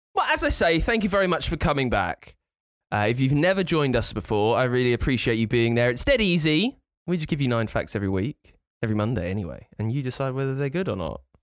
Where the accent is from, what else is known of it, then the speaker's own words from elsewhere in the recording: near Thorpe Park, South East England, United Kingdom; I grew up near Thorpe Park